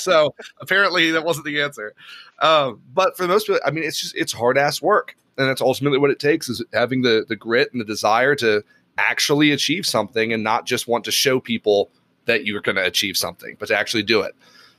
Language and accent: English; Tennessee, United States; born there; accent: neutral American; Yeah, so I never got the accent. You know, I was born in Tennessee, so I lost the Southern twang. And then I just got this neutral, random American accent, you know, instead.